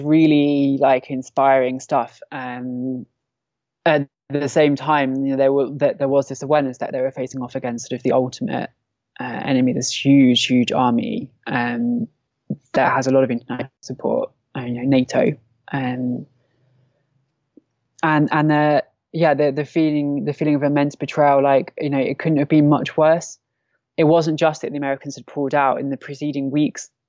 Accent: Derik, Al-Hasakah Governorate, Syria; there was a protest on the night um, in Derik, my hometown, that the attack started

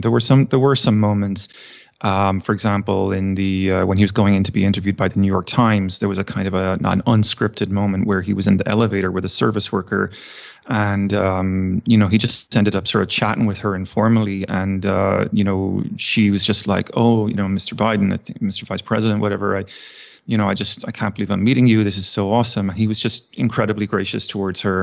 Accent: Ireland; moved away as an adult; also born or lived in Virginia, United States / Texas, United States; now in United States; I was born and raised in Ireland and, uh, moved to the States, uh, geez, twenty years ago now

